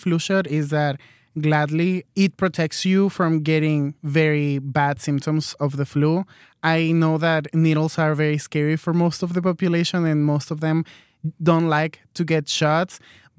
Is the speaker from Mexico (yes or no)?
yes; Mexico; now in United States; but I'm here in the United States. I'm originally from Mexico, and med school is just too expensive here in the United States.